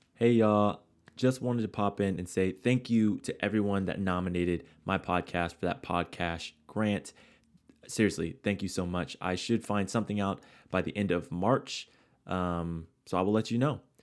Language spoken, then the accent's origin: English; San Diego, California, United States; now in Long Beach, United States; I'm a kid from, you know, San Diego, love my hometown, live in Long Beach